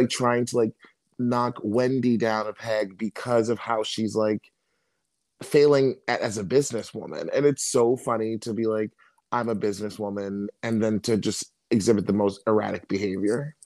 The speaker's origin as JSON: {"language": "English", "region": "Maryland", "country": "United States", "said": "I'm from Maryland."}